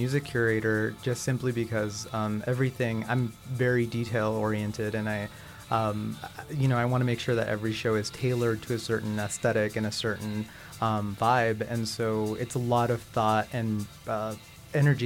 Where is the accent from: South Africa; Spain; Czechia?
Spain; Barcelona, Catalonia; now in Los Angeles, United States; I'm from Barcelona